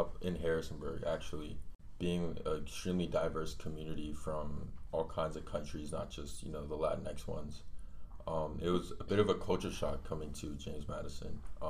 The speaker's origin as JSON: {"language": "English", "country": "Colombia", "moved": "yes", "lives_now": "United States", "said": "Like my family, when we came from Colombia, we hadn't heard of tortillas till we got to the United States."}